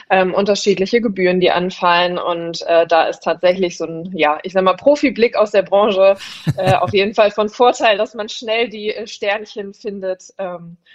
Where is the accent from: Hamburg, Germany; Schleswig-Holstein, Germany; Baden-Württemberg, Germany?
Hamburg, Germany; auf die Alster, äh, das ist immer so das, worauf man dann irgendwie als Hamburger immer hofft